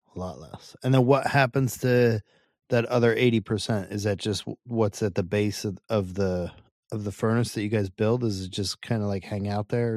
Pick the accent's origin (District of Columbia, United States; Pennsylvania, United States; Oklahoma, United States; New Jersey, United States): New Jersey, United States; Hackettstown; I'm from Northwest Jersey, farm country